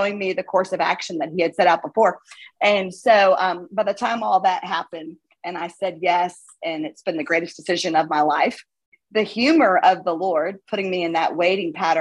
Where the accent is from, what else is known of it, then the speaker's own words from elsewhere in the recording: South Florida, United States; now in Birmingham, United States; I'm from South Florida and that's kind of way I'm used to that kind of environment from where I grew up